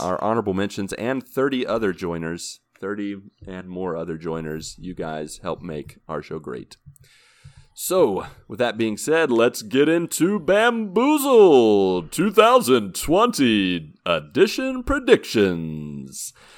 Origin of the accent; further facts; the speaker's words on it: Grafton, West Virginia, United States; moved away; my hometown, Grafton, West Virginia